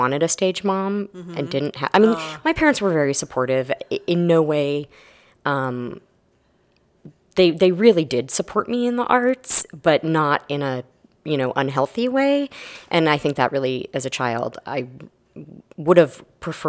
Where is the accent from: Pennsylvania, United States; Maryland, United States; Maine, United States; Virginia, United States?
Maine, United States; moved away as an adult; also born or lived in Florida / Texas; now in Austin, United States; I grew up in Maine, actually.